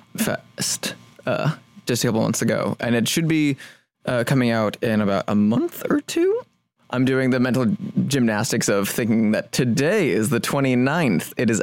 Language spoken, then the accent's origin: English; Indiana, United States; now in Los Angeles, United States; growing up in Indiana